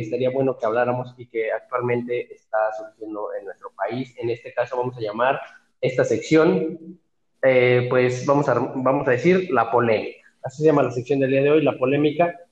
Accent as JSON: {"language": "Spanish", "country": "Mexico", "said": "me siento orgulloso eh, como mexicano"}